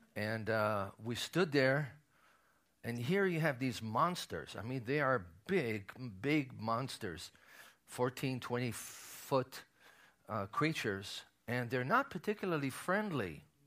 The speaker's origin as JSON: {"language": "English", "country": "Israel", "tie": "born or raised there", "said": "as a child of a survivor, uh, growing up in Israel"}